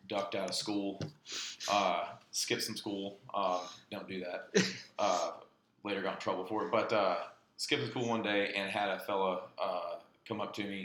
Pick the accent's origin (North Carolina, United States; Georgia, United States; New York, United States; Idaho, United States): North Carolina, United States; Cullowhee; I was born in the Caney Fork Valley out in Jackson County, so about 45 minutes west of here, a little bit further out in the Cullowhee area. But very, very fortunate getting to grow up here